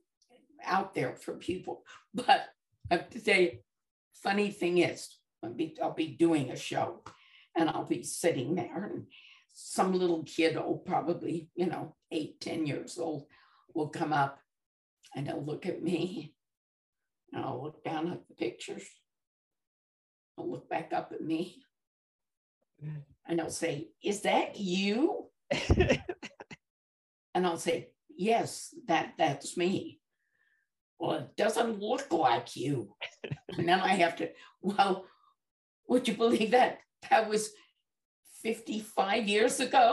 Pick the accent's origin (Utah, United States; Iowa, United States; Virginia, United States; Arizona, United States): Utah, United States; Bountiful; moved away; we're from Utah, and our church, they have what they call, we lived in a little community called Bountiful